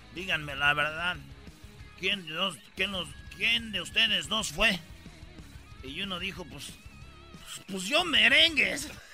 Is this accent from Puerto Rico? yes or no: no; Mexico; todos los que especialmente que somos de México